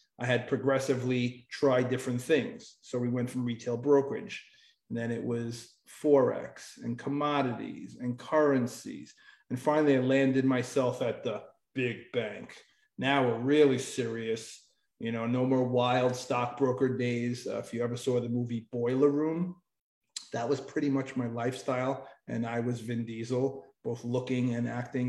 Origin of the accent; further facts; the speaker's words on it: New York, United States; I was born in New York and I raised there my whole life